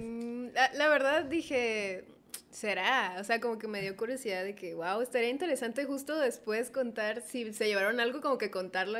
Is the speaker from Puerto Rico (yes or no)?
no; Culiacán, Sinaloa, Mexico; del lugar de donde vengo, que es en Culiacán